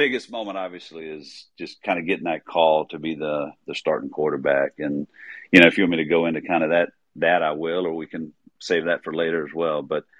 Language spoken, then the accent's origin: English; Pace, Florida, United States; when I was in high school, I went to school, high school in Pace, Florida, it's just north of Pensacola. And honestly, Southern Miss was the closest Division I school to my hometown.